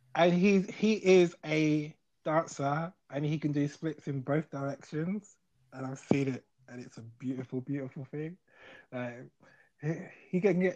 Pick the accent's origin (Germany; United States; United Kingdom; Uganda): United Kingdom; London; I'm from South London